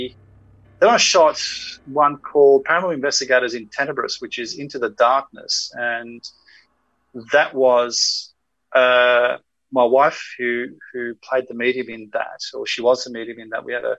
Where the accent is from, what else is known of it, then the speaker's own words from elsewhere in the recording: Australia; look, you know, guys, we're here from Australia.